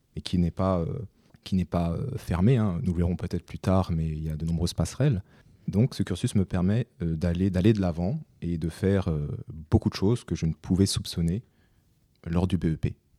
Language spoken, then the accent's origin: French; France; je suis né en France, j'ai fait toutes mes études en France